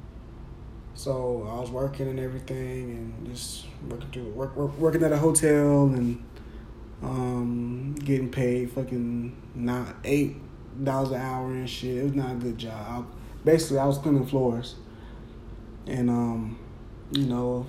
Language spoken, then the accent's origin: English; Jacksonville, Florida, United States; I'm at my hometown school